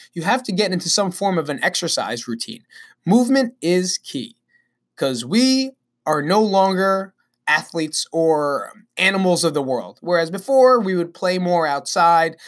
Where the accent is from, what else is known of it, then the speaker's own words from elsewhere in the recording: Belleville, New Jersey, United States; also born or lived in Nutley, New Jersey; I'm actually from Belleville, New Jersey, which is right down the block